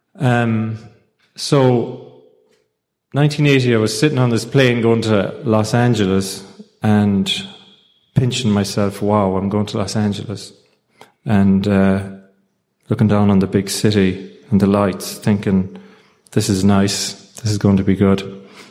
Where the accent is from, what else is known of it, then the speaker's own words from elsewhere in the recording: Ireland; I'm from Ireland